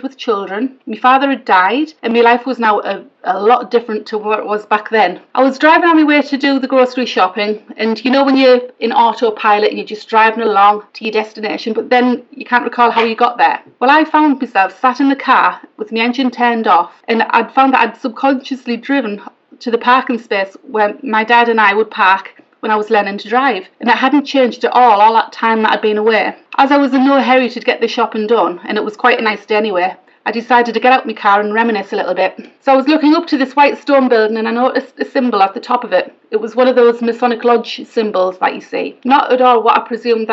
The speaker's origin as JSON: {"language": "English", "town": "Hartlepool", "region": "North East England", "country": "United Kingdom", "said": "I'm from Hartlepool"}